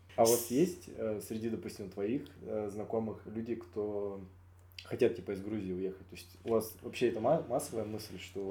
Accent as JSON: {"language": "Russian", "region": "Siberia", "country": "Russia", "tie": "born or raised there", "said": "я себя больше как сибиряк, типа, ощущаю."}